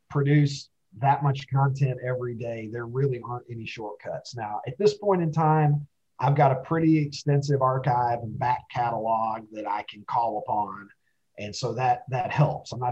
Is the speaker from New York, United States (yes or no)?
no; Kentucky, United States; when I was a kid uh, growing up in Kentucky.